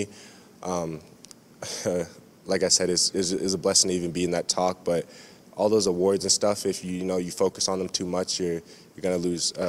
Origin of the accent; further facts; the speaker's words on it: Canada; moved away as an adult; being Canadian